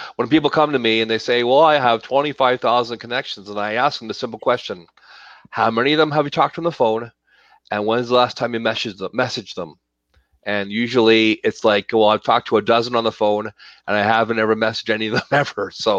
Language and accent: English; Toronto, Ontario, Canada; born there; now in Calgary, Canada; Yes, I was born in Toronto